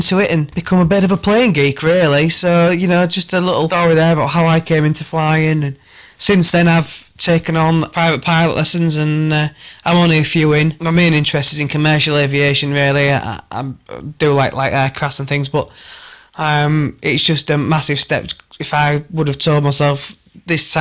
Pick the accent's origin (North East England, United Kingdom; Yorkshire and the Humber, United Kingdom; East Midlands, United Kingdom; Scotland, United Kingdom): Yorkshire and the Humber, United Kingdom; Hull; I'm from Hull